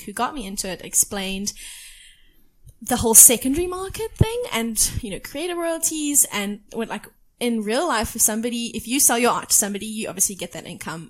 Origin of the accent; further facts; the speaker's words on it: South Africa; I come from South Africa